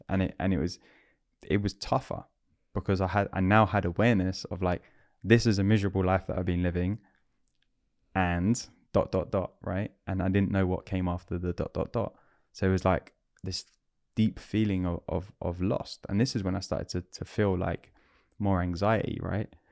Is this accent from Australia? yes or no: no; London, United Kingdom; I'm a Londoner